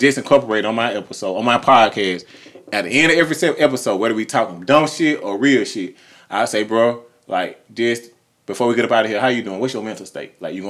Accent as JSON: {"language": "English", "town": "Clayton County", "region": "Georgia", "country": "United States", "said": "I said Southside. I'm from Clayton County."}